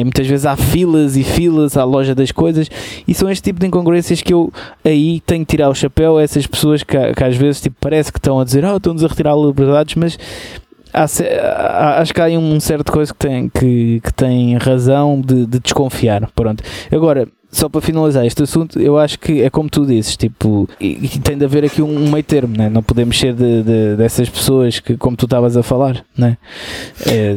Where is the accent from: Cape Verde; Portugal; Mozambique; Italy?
Portugal; somos portugueses